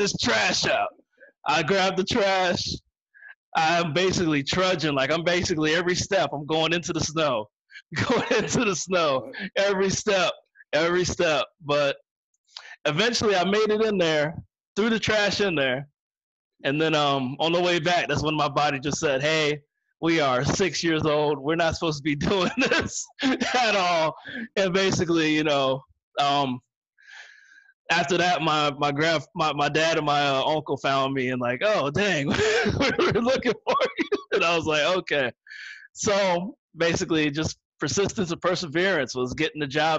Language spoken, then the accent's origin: English; Northern Virginia, United States; I'm from Northern Virginia